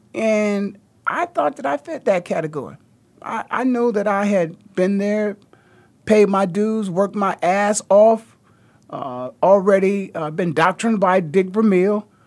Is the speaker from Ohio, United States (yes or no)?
yes; Canton, Ohio, United States; moved away as an adult; also born or lived in Philadelphia; I was just born and raised in the Hall of Fame city, one hour down the road. in Canton, Ohio